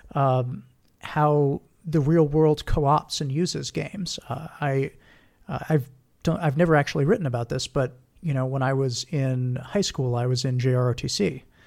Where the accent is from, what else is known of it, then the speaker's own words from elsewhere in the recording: Hawaii, United States; moved away as an adult; also born or lived in Texas; I'm from Hawaii